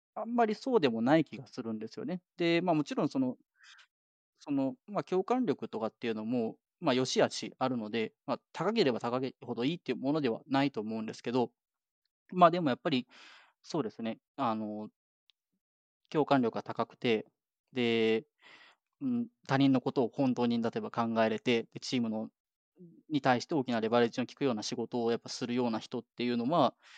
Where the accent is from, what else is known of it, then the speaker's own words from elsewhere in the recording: Japan; moved away as an adult; now in Canada; 日本で生まれ育ってる